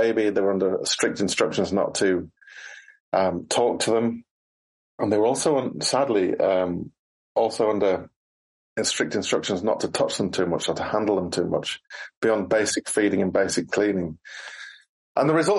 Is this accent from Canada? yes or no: no; United Kingdom; when I was growing up in Britain